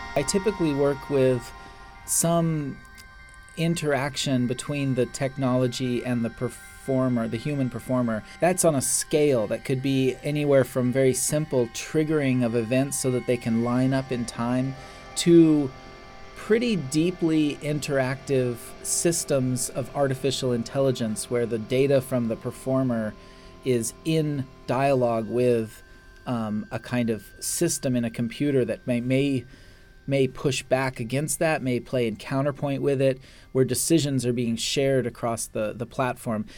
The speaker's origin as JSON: {"language": "English", "region": "Alaska", "country": "United States", "tie": "born or raised there", "said": "I was born in Alaska"}